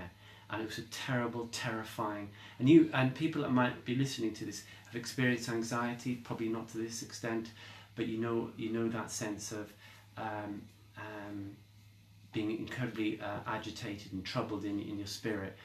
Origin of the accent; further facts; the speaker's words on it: Derby, East Midlands, United Kingdom; moved away; my hometown in Derby, which is where I lived before